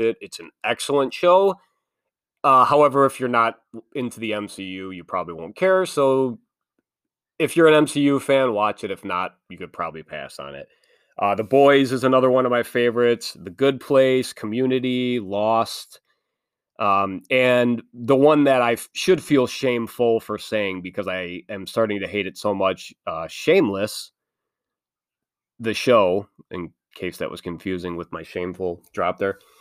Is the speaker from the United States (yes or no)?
yes; Midwest, United States; also born or lived in Illinois; I am from the Midwest. I live in Illinois.